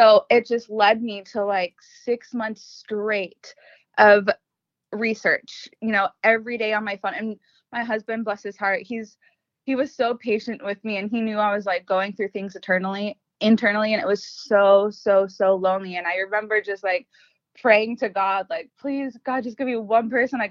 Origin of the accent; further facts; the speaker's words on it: Los Angeles, California, United States; moved away as an adult; now in Arizona, United States; I was born and raised in Los Angeles, California for my entire life